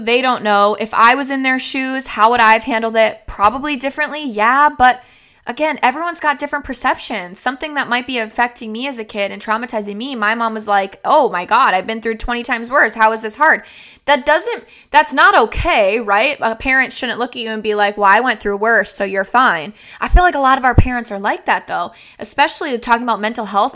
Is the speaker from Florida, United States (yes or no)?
yes; Florida, United States; moved away as an adult; now in Minnesota, United States; I was raised in Florida